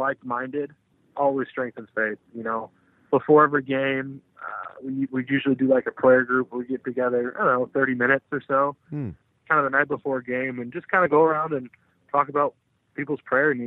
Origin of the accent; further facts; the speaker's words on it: Austin, Texas, United States; I'm from Texas originally, grew up in Austin